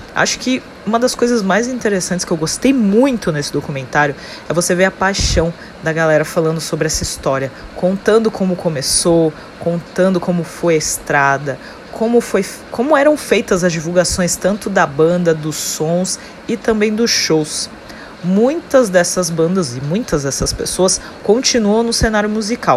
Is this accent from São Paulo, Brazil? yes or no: yes; Santos, São Paulo, Brazil; daqui da minha cidade natal, daqui de Santos, litoral de São Paulo